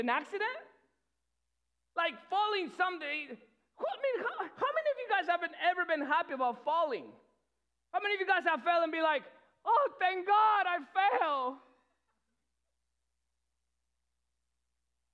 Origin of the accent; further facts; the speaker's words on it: Peru; English is a second language; moved away; I'm not from here, okay? That's where the accent comes from. If you're new, I'm from Peru. So English is not my first language.